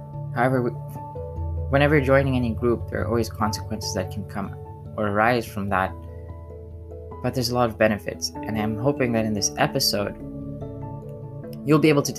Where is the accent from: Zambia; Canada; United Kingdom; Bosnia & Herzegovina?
Zambia; I wasn't Zambian, but I was born in Zambia, and I was told that I was Zambian. I sung the Zambian national anthem. My friends were Zambian.